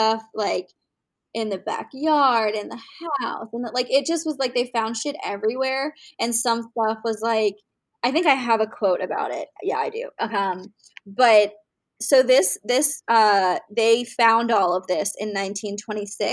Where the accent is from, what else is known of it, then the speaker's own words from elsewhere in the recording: East Coast, United States; moved away; I'm originally from the East Coast